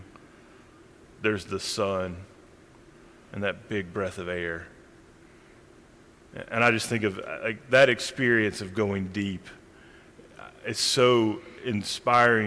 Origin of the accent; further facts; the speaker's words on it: Randolph County, North Carolina, United States; I grew up in Randolph County, North Carolina